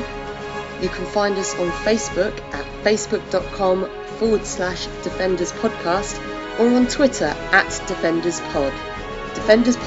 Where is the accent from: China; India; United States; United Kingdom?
United Kingdom; England; I'm English